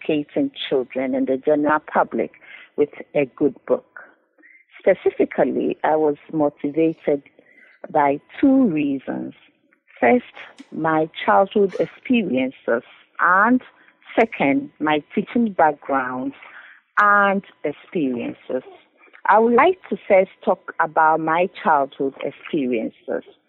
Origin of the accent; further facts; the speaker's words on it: Ghana; moved away as an adult; now in Cambridge, United Kingdom; Originally, I'm from Ghana, and I came to Cambridge